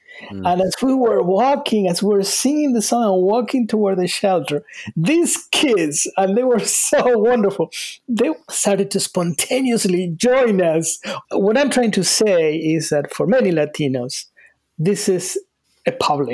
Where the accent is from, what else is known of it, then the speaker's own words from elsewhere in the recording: Argentina; also born or lived in Salt Lake City, United States / North Carolina, United States; now in United States; I was born in Argentina.